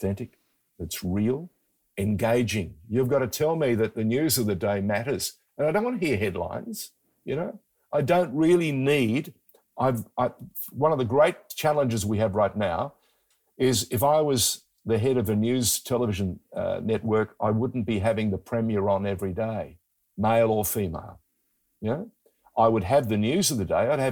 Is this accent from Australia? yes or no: yes; Sydney, New South Wales, Australia; born or raised there; first language Greek; English is a second language; also born or lived in far north Queensland